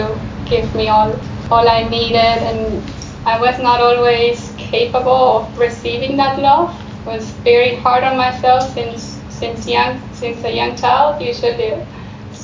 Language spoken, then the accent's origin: English; Argentina; moved away; also born or lived in Germany; I was born in Europe, in Germany, but then I grew up in Argentina, and we traveled a lot back and forth as children